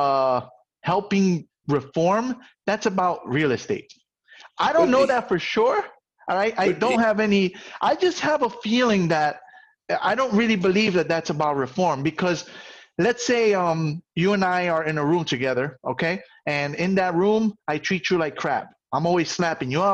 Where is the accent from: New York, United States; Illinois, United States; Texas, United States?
New York, United States; New York City; As a New Yorker who grew up in what we'll call the ghetto, right, in the South Bronx